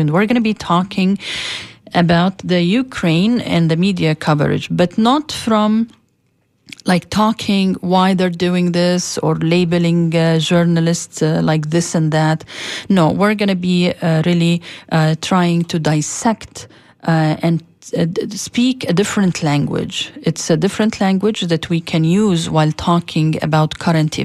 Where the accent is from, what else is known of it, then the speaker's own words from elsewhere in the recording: Palestine; moved away as an adult; now in United States; as a Palestinian and as a Muslim and as an American